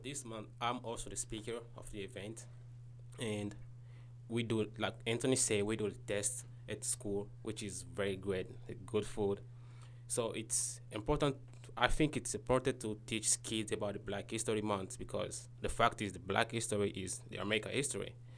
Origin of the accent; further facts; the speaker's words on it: Kinshasa, DR Congo; moved away as an adult; now in United States; I'm from Congo, Kinshasa